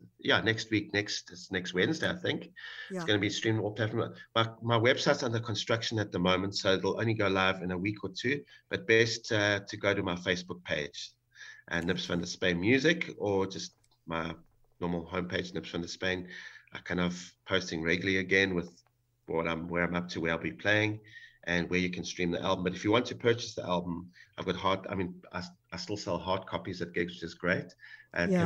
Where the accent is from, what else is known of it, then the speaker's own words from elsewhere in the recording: Benoni, Gauteng, South Africa; moved away; my hometown of Benoni